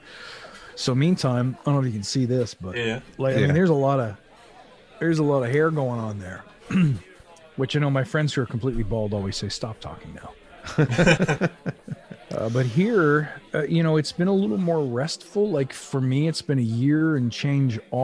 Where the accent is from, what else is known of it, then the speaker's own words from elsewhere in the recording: Chambly, Quebec, Canada; now in Ontario, Canada; I was born in Chambly